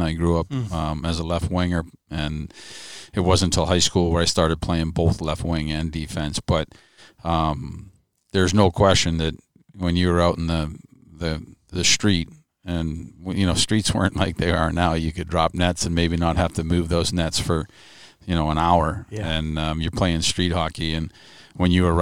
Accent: Franklin, Massachusetts, United States; Growing up in Massachusetts, back then when, you know, there wasn't computers

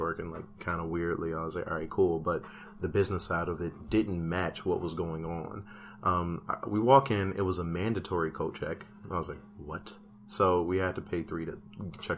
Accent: Chicago, Illinois, United States; I'm from Chicago.

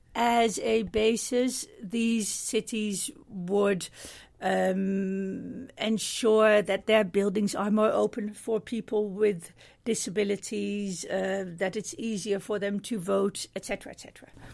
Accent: Middelburg, Zeeland, Netherlands; I'm from Middelburg in the, in the Netherlands

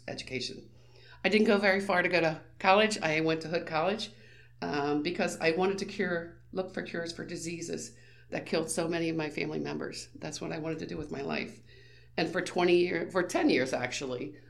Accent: Frederick County, Maryland, United States; I was born and raised in Frederick County. I've never left

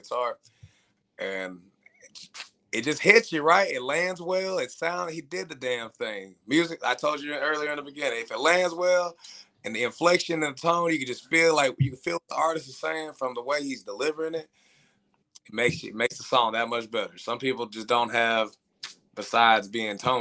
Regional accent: Irving, Texas, United States; also born or lived in Commerce, Texas; I was born in Irving

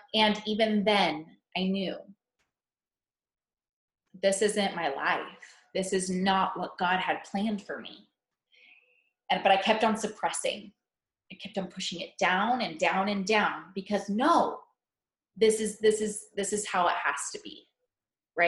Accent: Central California, United States; moved away as an adult; also born or lived in Missouri; I was born and raised in Central California. And I moved to Missouri for college

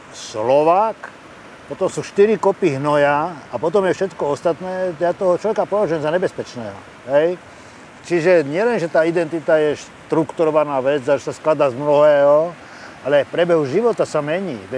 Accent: Terezín, Ústí nad Labem Region, Czechia; born there; Ja ti neviem povedať, aký by som bol iný človek, keby som sa narodil eh, inde ako v Terezine.

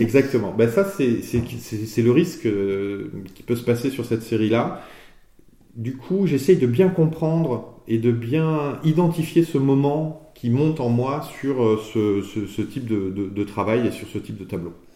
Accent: Limousin, Nouvelle-Aquitaine, France; je suis originaire du Limousin

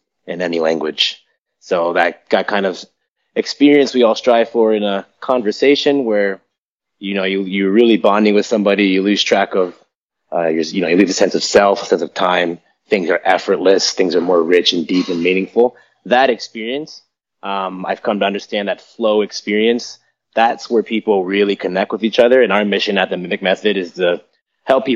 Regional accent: United States; I grew up in American suburbia

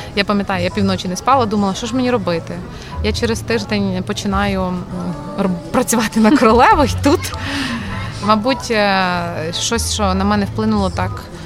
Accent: Ternopil, Ternopil Oblast, Ukraine; moved away as an adult; also born or lived in Kyiv / Oxford; в тому самому Тернополі, так звідки я родом

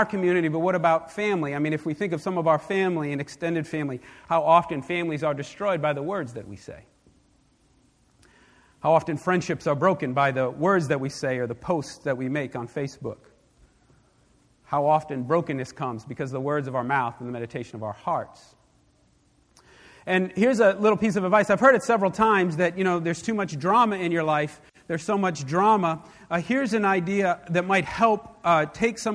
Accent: New York, United States; When I was younger, growing up in New York

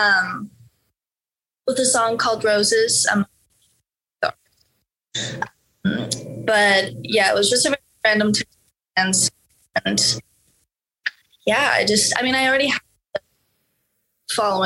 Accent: Norway; now in Los Angeles, United States; I'm from Norway. I grew up there

